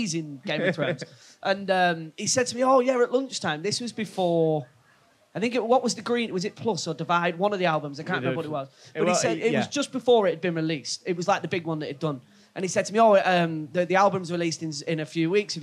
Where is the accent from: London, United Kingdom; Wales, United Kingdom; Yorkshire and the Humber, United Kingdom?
Yorkshire and the Humber, United Kingdom; Grimsby; the way that I was brought up in Grimsby, really rough